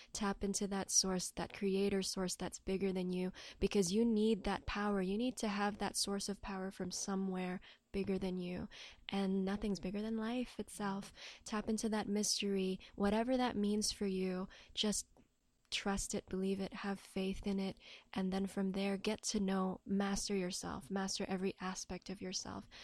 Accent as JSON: {"language": "English", "country": "Hong Kong", "tie": "born or raised there", "said": "I'm born and raised in Hong Kong"}